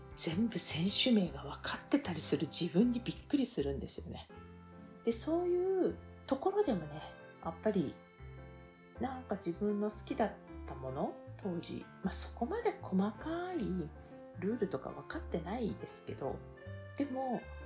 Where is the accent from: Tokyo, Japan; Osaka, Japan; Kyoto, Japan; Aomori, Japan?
Tokyo, Japan; 私東京なんですけども